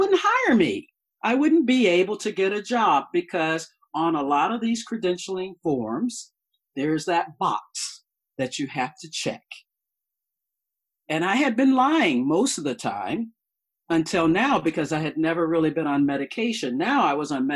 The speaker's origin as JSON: {"language": "English", "region": "the South", "country": "United States", "said": "I'm from the South"}